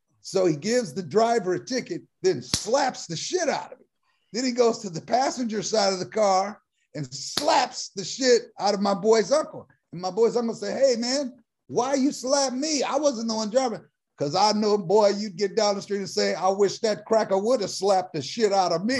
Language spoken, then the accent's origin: English; Oakland, California, United States; when you were Black growing up in Oakland